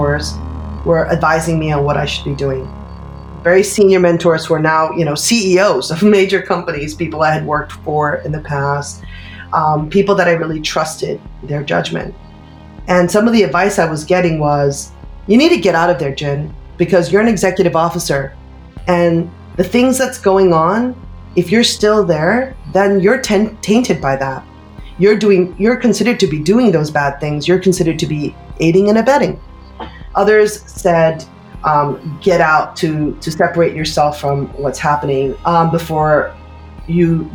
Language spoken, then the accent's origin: English; United States; moved away as an adult; also born or lived in Bangkok / Brussels / Singapore; now in Tokyo, Japan; Though I am American, I have basically been living in Bangkok and Brussels, Singapore, and now Tokyo